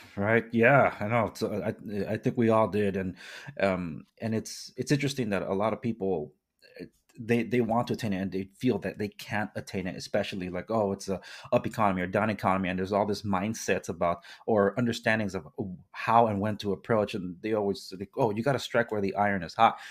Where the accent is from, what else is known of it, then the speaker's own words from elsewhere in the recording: Compton, California, United States; I was born and raised in Compton, Watts